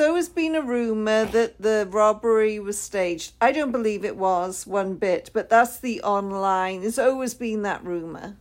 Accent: United Kingdom; I'm the Brit

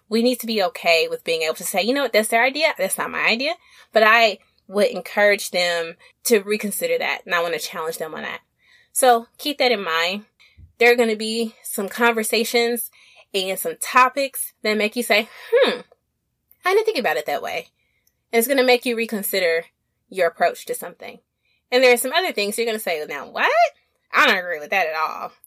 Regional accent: Little Rock, Arkansas, United States; accent: Southern; now in East Coast, United States; I'm a Southern chick from Little Rock, Arkansas

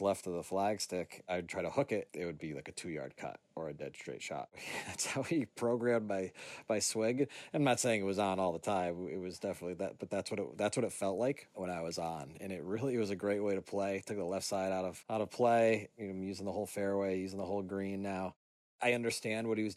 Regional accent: Lee, Massachusetts, United States; I'm from Lee, Massachusetts

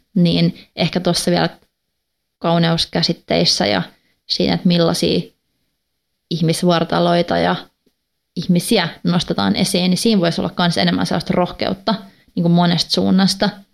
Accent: Finland; first language Swedish; Finnish is a second language; also born or lived in Gothenburg, Sweden; Mä oon tota, neljävuotiaana muuttanut Ruotsiin. Mun iskä sai töitä Göteborista, niin me muutettiin sinne ja asuttiin pari vuotta ja sitten kun me muutettiin takaisin, niin mun vanhemmat laittoi mut ruotsinkielisiin kouluihin

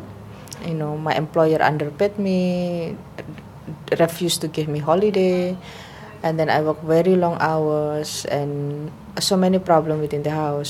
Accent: Indonesia; moved away as an adult; now in Hong Kong; I'm from Indonesia.

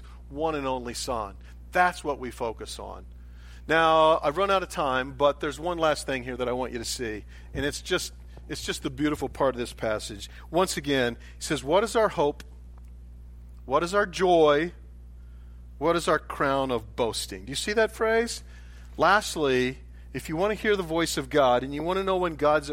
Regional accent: United States; I grew up in America

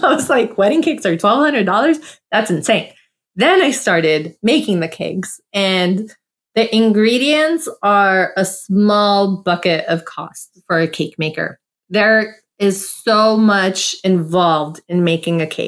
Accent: United States; I'm South American Armenian, born in USA

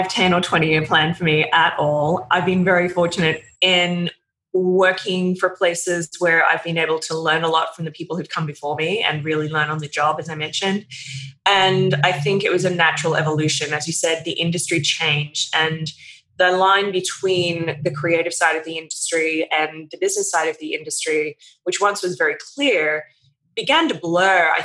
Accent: Australia; moved away as an adult; now in United States; I came over from Australia in my 20s to work at People

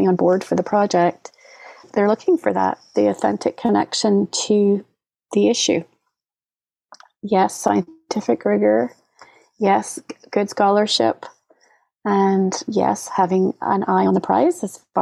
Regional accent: Scotland, United Kingdom; moved away; As a kid, I grew up in Scotland

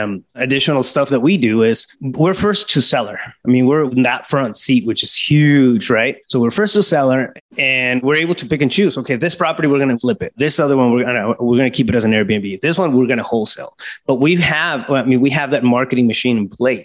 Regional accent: Yuma, Arizona, United States; a small town, Yuma, Arizona. That's my hometown

